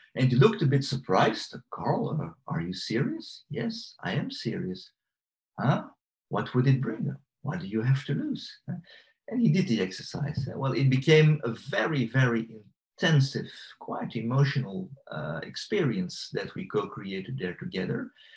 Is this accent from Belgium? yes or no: yes; Belgium; I'm from Belgium